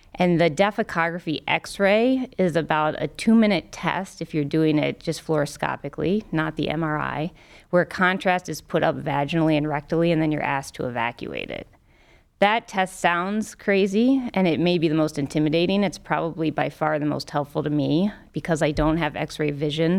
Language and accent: English; Cincinnati, Ohio, United States; also born or lived in Minnesota; now in Cleveland, United States; I grew up in Cincinnati